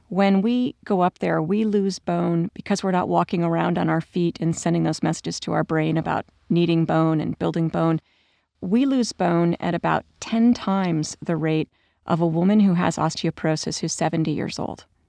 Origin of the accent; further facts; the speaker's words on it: United States; I, as an American